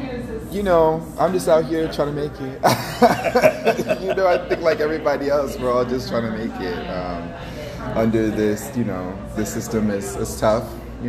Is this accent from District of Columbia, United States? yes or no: yes; Washington, District of Columbia, United States; I grew up in D.C. I grew up in Northeast by okay. Howard University in the 90s. And so, you know, it was a tough neighborhood.